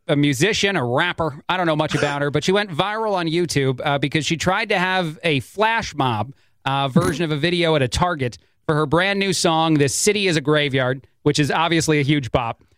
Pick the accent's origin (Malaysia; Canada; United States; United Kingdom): United States; East Coast; moved away; I grew up on the East Coast